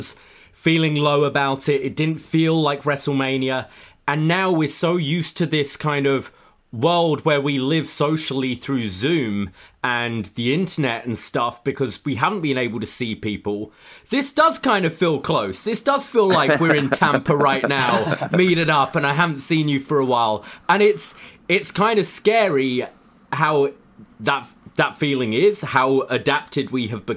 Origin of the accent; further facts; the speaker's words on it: London, United Kingdom; moved away as an adult; now in Toronto, Canada; I live in Toronto, but I am from the UK. I'm from London. I moved here just about 5 years ago.